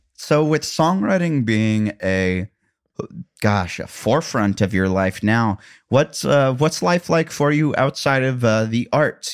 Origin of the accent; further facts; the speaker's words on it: Columbia, Missouri, United States; now in Nashville, United States; Columbia, Missouri, my hometown